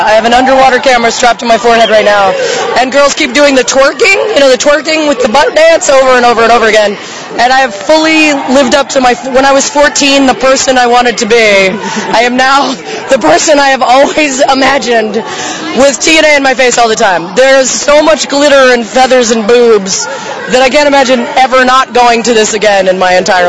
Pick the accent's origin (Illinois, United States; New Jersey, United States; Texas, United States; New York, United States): New York, United States; New York City; I'm from New York City, Flatbush, Brooklyn.